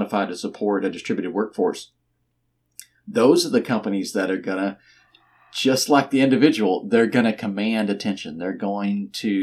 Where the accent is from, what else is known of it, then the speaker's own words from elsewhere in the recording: Texas, United States; I'm from Texas and we do think too much of ourselves